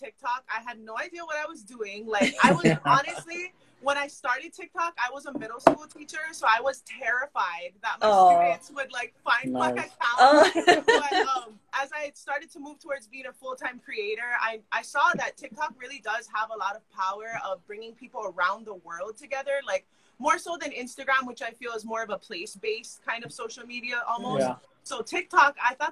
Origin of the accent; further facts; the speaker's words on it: Ko'olaupoko, Oahu, Hawaii, United States; I was born and raised in the mountains of Ko'olaupoko